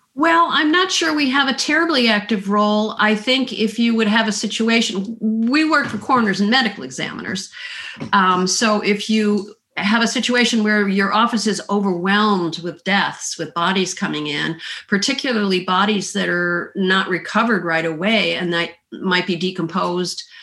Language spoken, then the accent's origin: English; Midwest, United States; also born or lived in Illinois / Minnesota / the South; now in Southern United States; I grew up in the Midwest, um, partly in Illinois near Chicago and partly in Minnesota. I've lived in the South though for the, the vast majority of my life